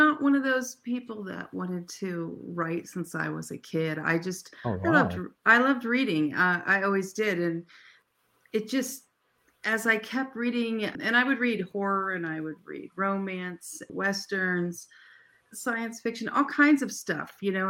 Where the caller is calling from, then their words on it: Arizona, United States; We're Arizona, so we don't change time. So right now we're on Pacific time.